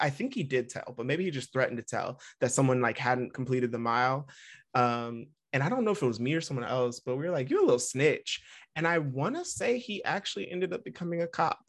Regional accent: Vacaville, California, United States; We grew up in Vacaville, and there were not a lot of black families

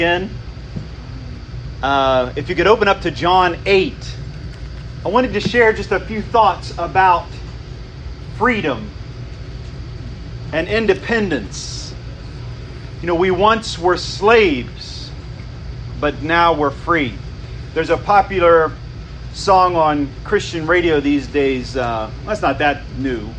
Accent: United States; we experience as American citizens

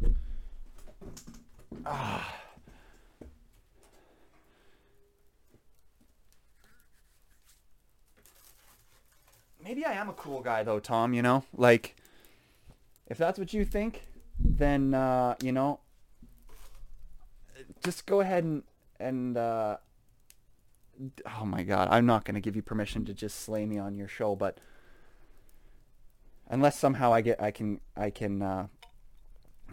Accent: Canada; I'm just Canadian

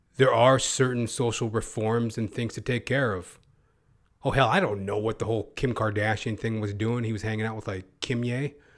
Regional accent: Canada; I am a Canadian

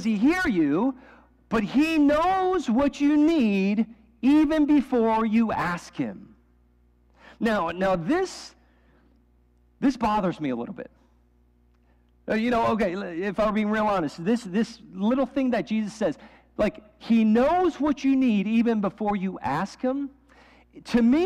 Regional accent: New York City, New York, United States; moved away; I grew up in New York City. Like, that was like every weekend, my friends and I would take the Staten Island Ferry into the subway

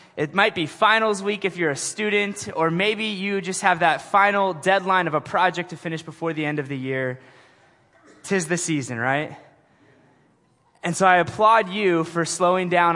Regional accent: Portland, Oregon, United States; I am from Portland, Oregon

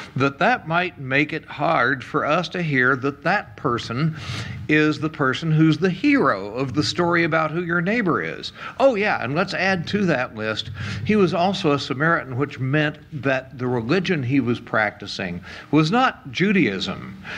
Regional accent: United States; showing up there as an American

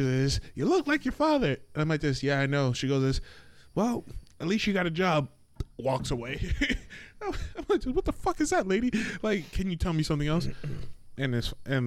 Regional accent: South Florida, United States; also born or lived in Daytona, Florida; growing up in South Florida

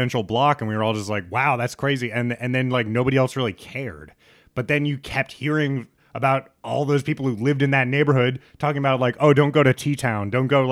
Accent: Lincoln, Nebraska, United States; moved away; also born or lived in Brooklyn; I grew up in Lincoln, Nebraska, so most of the schools are kind of predominantly white

